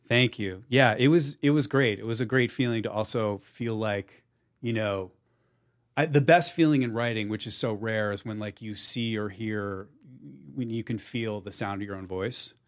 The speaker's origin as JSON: {"language": "English", "town": "Plainfield", "region": "New Jersey", "country": "United States", "tie": "born or raised there", "moved": "yes", "said": "I grew up in Plainfield, New Jersey"}